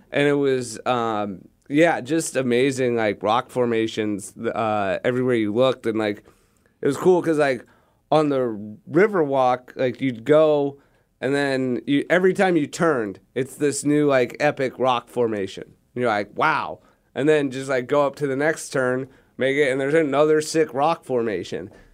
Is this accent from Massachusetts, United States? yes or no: no; Manhattan Beach, California, United States; also born or lived in Santa Barbara; I grew up in Manhattan Beach